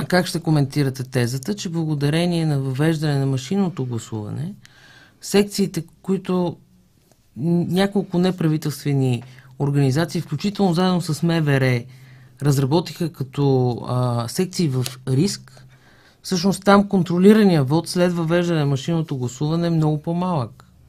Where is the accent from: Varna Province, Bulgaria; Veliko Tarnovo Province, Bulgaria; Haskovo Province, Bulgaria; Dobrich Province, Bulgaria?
Haskovo Province, Bulgaria; Haskovo; moved away; Аз съм от Хасково. Казвам ви, че майка ми и баща ми живеят там